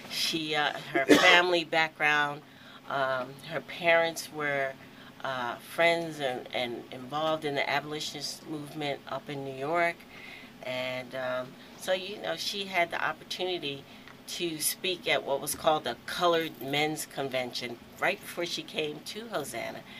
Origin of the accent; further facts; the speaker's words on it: Aberdeen, Scotland, United Kingdom; so you know I have to keep that in because I'm from Aberdeen.